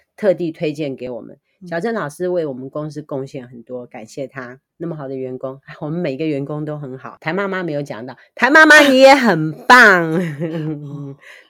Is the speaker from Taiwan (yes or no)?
yes; Liouguei, Kaohsiung, Taiwan; now in Nankan, Taiwan; 我是高雄人，六龟人